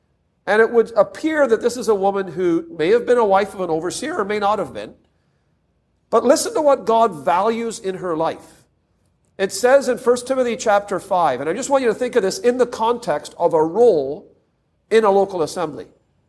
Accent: Toronto, Ontario, Canada; We had, growing up in Toronto, I would say without a word of exaggeration, I'm sure we had into the thousands of different believers in my aunt's home.

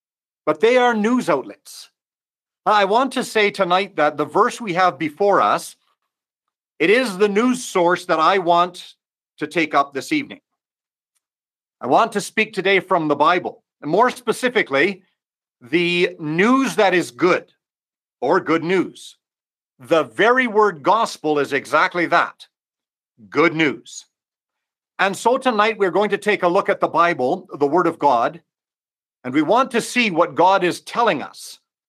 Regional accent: Mexico; Obviously, I'm from Mexico, and I do not know most or hardly any that might be listening to the webinar this evening.

